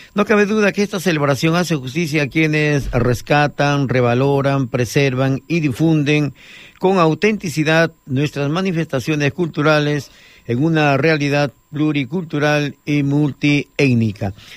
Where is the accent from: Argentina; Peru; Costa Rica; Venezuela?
Peru; now in Baix Llobregat, Spain